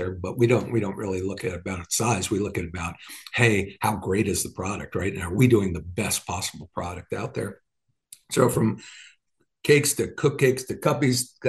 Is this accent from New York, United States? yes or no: yes; New York, United States; moved away; I'm from New York.